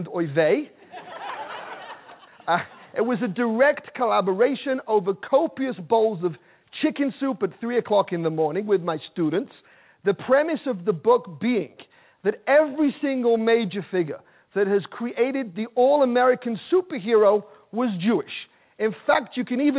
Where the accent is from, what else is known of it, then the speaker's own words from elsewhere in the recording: Manchester, North West England, United Kingdom; now in New York, United States; I'm from Manchester, England, and growing up in Manchester